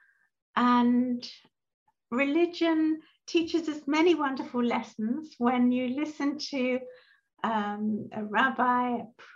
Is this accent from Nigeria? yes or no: no; London, United Kingdom; I grew up in London, in England